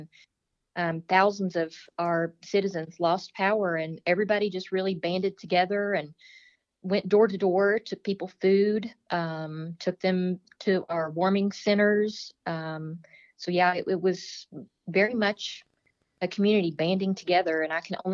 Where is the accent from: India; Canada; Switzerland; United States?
United States; Ashland, Kentucky; I've lived here all my life